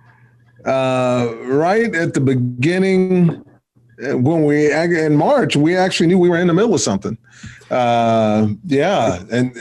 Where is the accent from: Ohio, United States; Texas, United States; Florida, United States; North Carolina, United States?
Texas, United States; Giddings; born or raised there